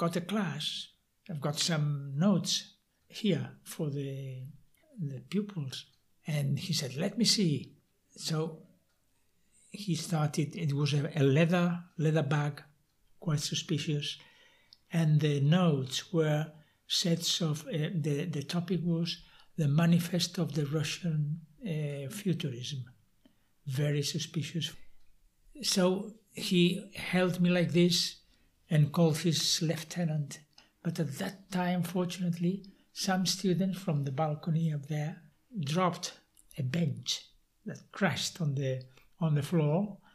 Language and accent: English; Castellón de la Plana, Valencian Community, Spain; English is a second language; also born or lived in Albacete / Navarre / England; I was from Castellón